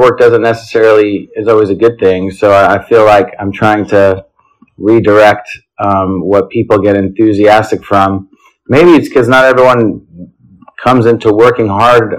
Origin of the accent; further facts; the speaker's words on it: New Jersey, United States; also born or lived in Los Angeles, United States / Israel; now in New York City, United States; now I'm based in New York City, but I've lived in LA, Israel, and born and raised in New Jersey